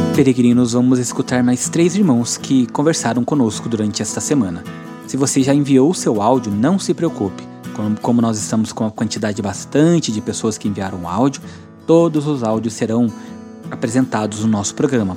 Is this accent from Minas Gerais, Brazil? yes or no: no; Goiânia, Goiás, Brazil; eu sou de Goiânia